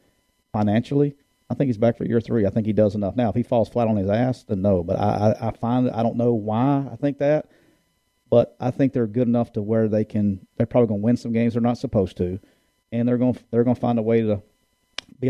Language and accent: English; Alabama, United States; a redneck from Alabama